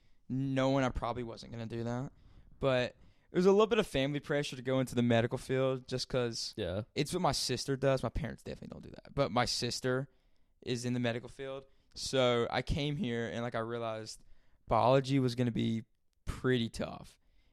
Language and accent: English; Sandy Mush, North Carolina, United States; where I'm from, I'm outside of city limits. Like, this shit is called Sandy Mush. Constant. I'm from Sandy Mush.